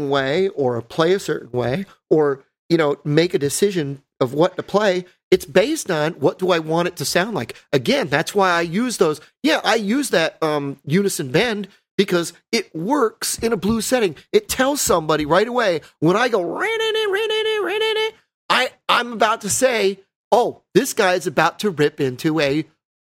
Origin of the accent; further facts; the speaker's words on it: New York, United States; I'm from New York